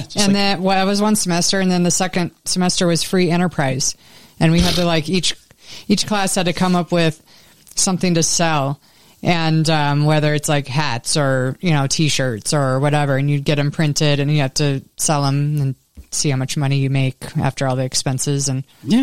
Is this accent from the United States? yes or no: yes; Tucson, Arizona, United States; when I was growing up in Tucson, every year we had to go to the emissions check